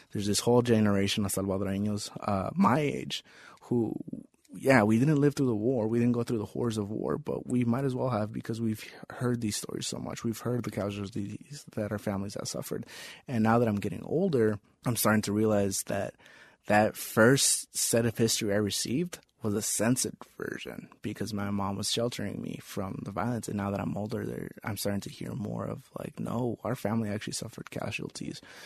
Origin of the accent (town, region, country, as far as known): United States; born or raised there